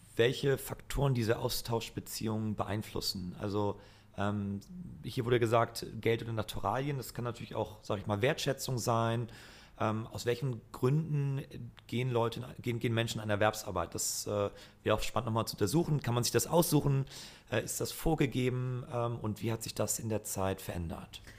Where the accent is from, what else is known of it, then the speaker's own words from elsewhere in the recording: Flensburg, Schleswig-Holstein, Germany; now in Hamburg, Germany; ich komme aus Flensburg